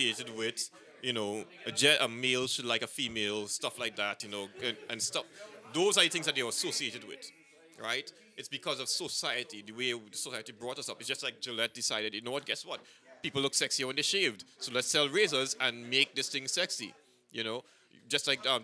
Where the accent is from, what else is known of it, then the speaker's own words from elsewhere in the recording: Trinidad & Tobago; I'm from Trinidad